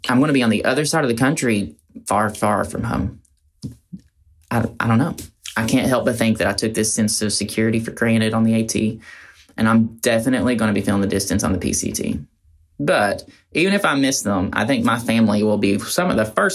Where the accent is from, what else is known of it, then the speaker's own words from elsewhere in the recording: Roan Mountain, Tennessee, United States; So I grew up on or around Roan Mountain in East Tennessee